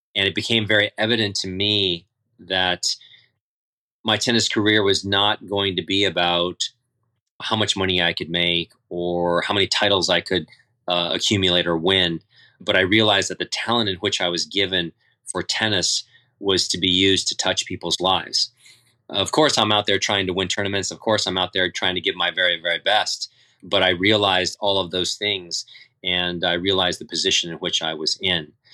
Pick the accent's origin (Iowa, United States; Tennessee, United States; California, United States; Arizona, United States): California, United States; San Diego; I grew up in San Diego first for tennis